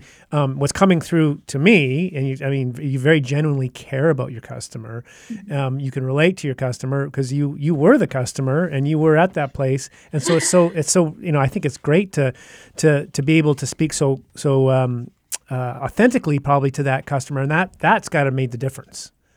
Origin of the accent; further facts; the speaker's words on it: Canada; we're from Canada, obviously. Um, yeah. I'm sure you couldn't tell by our accents